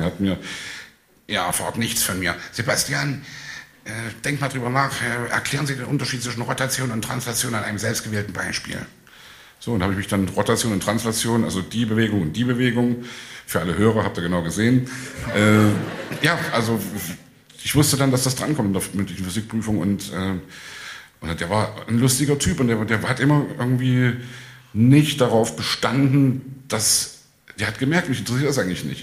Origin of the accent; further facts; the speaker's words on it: Leipzig, Saxony, Germany; ich komme aus Leipzig